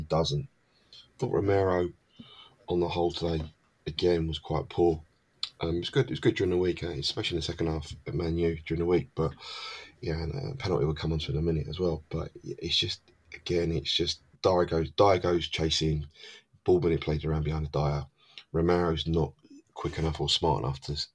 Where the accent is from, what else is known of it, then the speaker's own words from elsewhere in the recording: London, United Kingdom; I come from South London